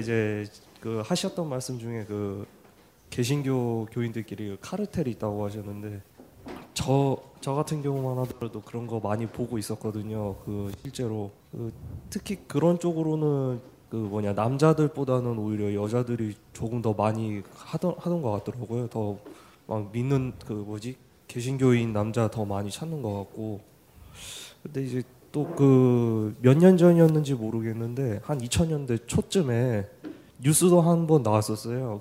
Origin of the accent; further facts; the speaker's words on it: Gwangju, South Korea; 고향은 광주예요